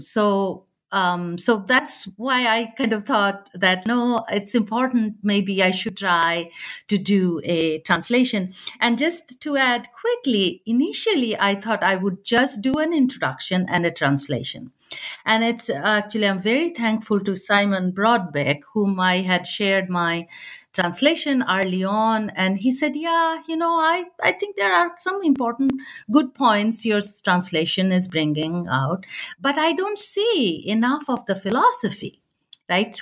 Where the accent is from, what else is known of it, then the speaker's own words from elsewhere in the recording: Bihar and Bengal, eastern India, India; I grew up in India, you know, in the Bihar and Bengal, that, uh, eastern part of India